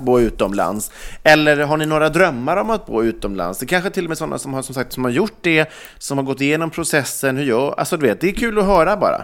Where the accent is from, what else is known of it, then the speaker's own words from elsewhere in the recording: Ulricehamn, Västra Götaland, Sweden; now in Stockholm, Sweden; flytta tillbaks till liksom Ulricehamn, där jag kommer ifrån